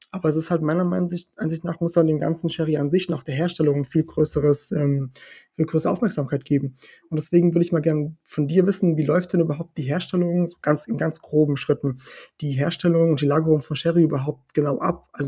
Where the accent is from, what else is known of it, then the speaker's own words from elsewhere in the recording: Portugal; also born or lived in Germany; bin ja in Portugal geboren, also geboren in Deutschland, aber ganz lange gelebt in Portugal, eigentlich aufgewachsen, meine ganze Kindheit in Portugal gehabt.